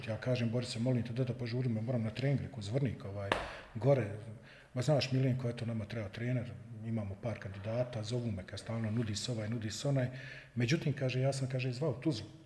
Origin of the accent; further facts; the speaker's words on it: Tuzla, Federation of Bosnia and Herzegovina, Bosnia & Herzegovina; pa ja sam Tuzlak, pa ja sam Slobodaš